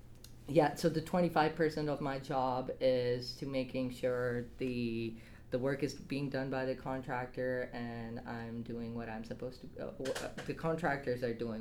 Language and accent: English; Saudi Arabia; also born or lived in Dubai, United Arab Emirates; now in Canada; So I was born and raised in Saudi Arabia and Dubai, so Middle East, but my heritage is originally from Pakistan.